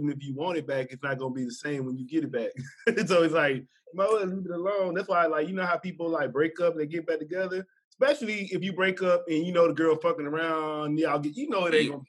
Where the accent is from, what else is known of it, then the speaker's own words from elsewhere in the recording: Mississippi, United States; moved away as an adult; also born or lived in California; I was born in Mississippi. So I know one of the best things that happened to me was me going to the Marine Corps living in California.